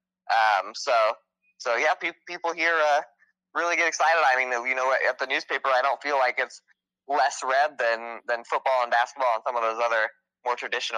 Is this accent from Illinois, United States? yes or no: no; South Central Iowa, United States; now in Southeast Iowa, United States; I grew up in South Central Iowa